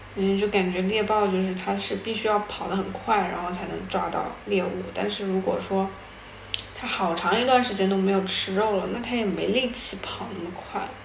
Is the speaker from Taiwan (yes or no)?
no; China; moved away as an adult; also born or lived in Japan; 那个时候我们班里面就我一个中国人